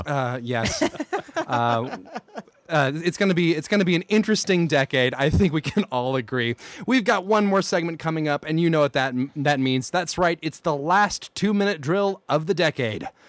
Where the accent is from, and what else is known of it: near Atlanta, Georgia, United States; born or raised there; moved away